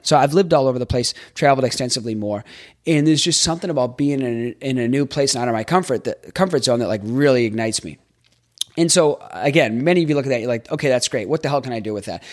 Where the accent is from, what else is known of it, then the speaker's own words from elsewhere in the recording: Boston, Massachusetts, United States; moved away as an adult; also born or lived in Jacksonville, Florida; I grew up in Boston